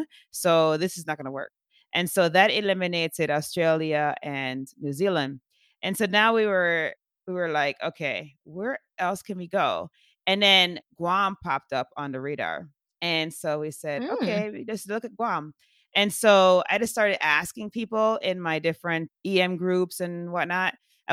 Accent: Jamaica; Because I'm from Jamaica originally.

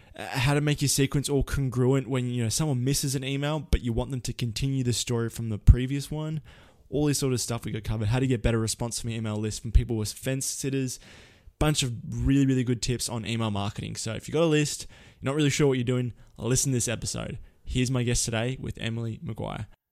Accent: Australia; I'm an Aussie

